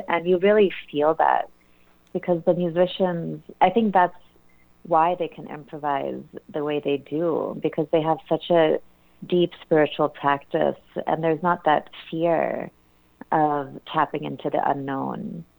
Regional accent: India; And growing up in India, or within an Indian family and surrounded by Indian music

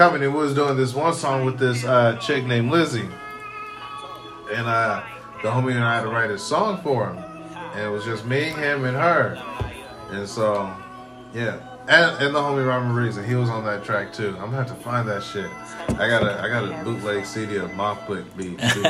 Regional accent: Pasco, Washington, United States; also born or lived in Georgia / Germany; I'm from Pasco

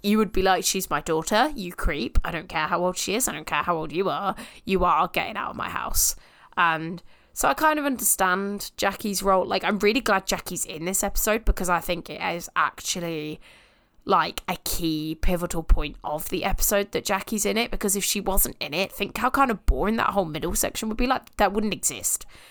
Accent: United Kingdom; we're British

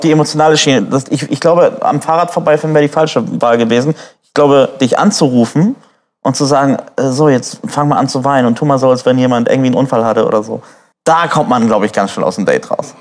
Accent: Neumünster, Schleswig-Holstein, Germany; Tungdorfer Straße, Ecke Ilsal, äh, bin ich aufgewachsen in Neumünster

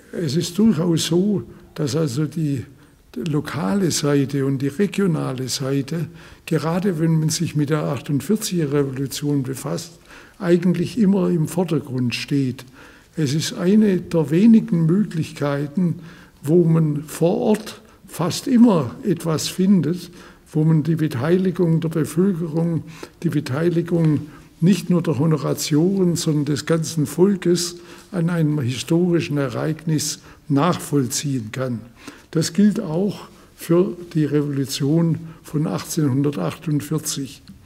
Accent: Reutlingen, Baden-Württemberg, Germany; wie sie in Reutlingen abgespielt hat, wo ich herkomme

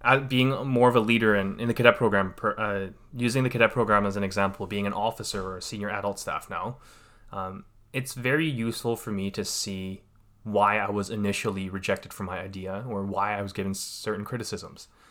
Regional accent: Vancouver, British Columbia, Canada; I was born and raised here in Canada. uh, part of the Greater Vancouver area

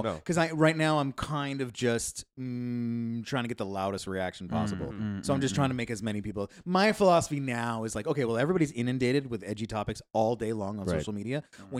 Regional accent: United States; Yeah. Well, I'm American.

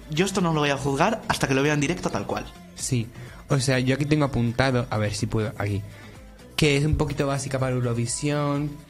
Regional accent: Spain; Porque somos españoles

